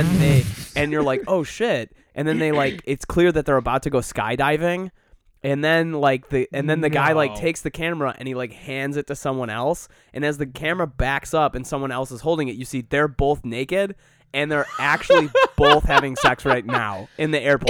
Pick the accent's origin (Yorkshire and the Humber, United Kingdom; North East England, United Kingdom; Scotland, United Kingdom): Scotland, United Kingdom; I'm Scottish.